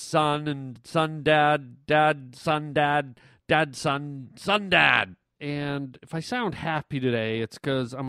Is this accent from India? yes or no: no; Canada; moved away as an adult; now in United States; I was born in Canada. I was raised in Canada. Moved here when I was about 28, 29 years old, and have lived here the rest of the time